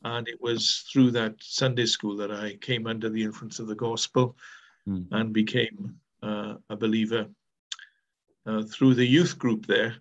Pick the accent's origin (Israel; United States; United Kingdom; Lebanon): United Kingdom; Wales; accent: Welsh; I am from Wales. We have our own distinctive accent.